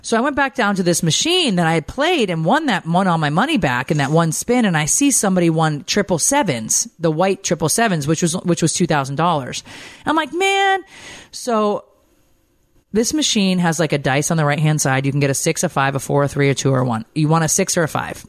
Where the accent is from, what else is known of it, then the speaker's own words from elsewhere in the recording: the North, United States; now in Atlanta, United States; I miss the people, I feel like, up north that are just, that I grew up